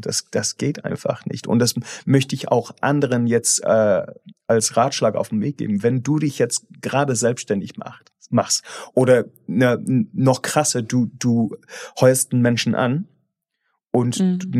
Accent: England, United Kingdom; German is a second language; moved away as an adult; now in Germany; ich bin halt von meiner Herkunft irgendwie verfolgt, dass als Engländer

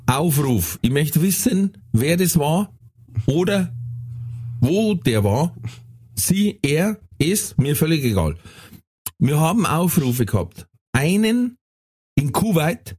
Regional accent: Emden, Lower Saxony, Germany; now in Bavaria, Germany; ich komm aus Emden

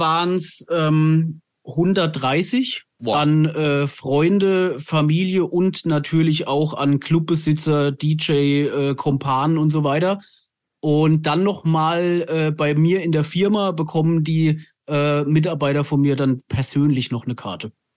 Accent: Lower Franconia, near the Hesse border, Bavaria, Germany; also born or lived in Frankfurt; wir sind Unterfranken, aber ich war sehr, sehr lange in Hessen auf der Schule und ich habe an der Grenze zu Hessen gewohnt und von daher bin ich eigentlich halber Hesse, halber Bayer

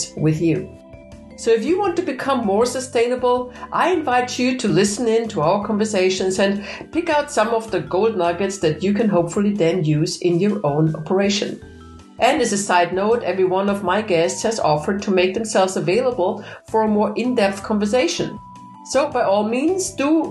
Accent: Vienna, Austria; now in Germany; I sit in Germany, but of course I'm Austrian. I'm from Vienna

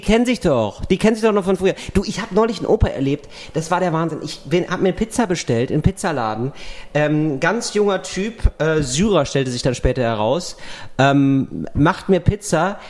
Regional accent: West Germany, Germany; ich war ein Wessi

